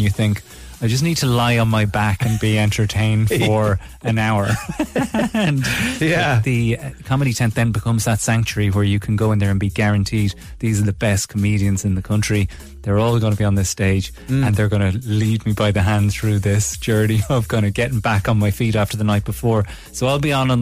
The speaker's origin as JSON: {"language": "English", "country": "Ireland", "tie": "born or raised there", "moved": "as an adult", "said": "I loved secondary school here. I'm not saying it's no problems in Irish secondary schools, but I just loved it"}